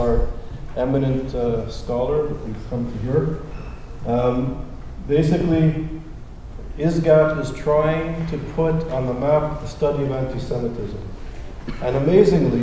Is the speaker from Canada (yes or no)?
yes; Montreal, Quebec, Canada; moved away; I'm originally from Montreal, and I went to McGill as an undergraduate student